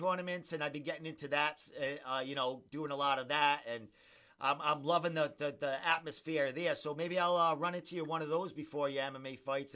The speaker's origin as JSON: {"language": "English", "town": "Cranston", "region": "Rhode Island", "country": "United States", "tie": "born or raised there", "also_born_or_lived": "Connecticut", "said": "I was born and raised and still live in Cranston"}